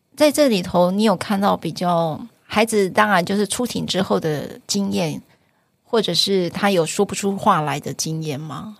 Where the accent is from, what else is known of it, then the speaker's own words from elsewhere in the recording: Taiwan; 我们台湾人